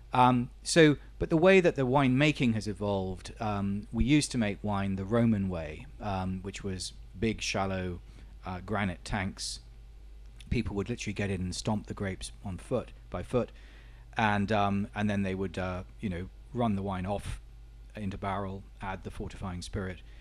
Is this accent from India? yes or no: no; Portugal; I was born in Portugal, my father was born in Portugal, my grandfather was born in Portugal, but Um, I'm still considered by the Portuguese as being British